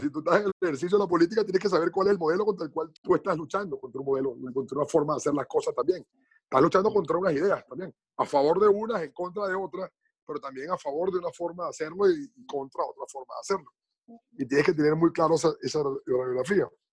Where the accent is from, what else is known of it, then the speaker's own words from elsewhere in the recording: Venezuela; moved away; Somos venezolanos, estemos donde estemos